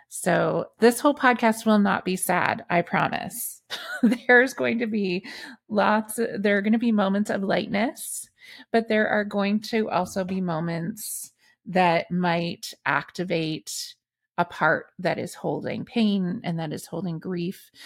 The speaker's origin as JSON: {"language": "English", "town": "Meaford", "region": "Ontario", "country": "Canada", "tie": "born or raised there", "said": "in my hometown of Meaford"}